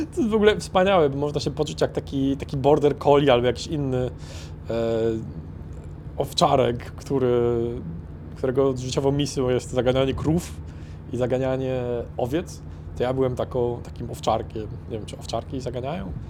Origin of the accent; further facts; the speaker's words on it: Poland; jesteśmy z Polski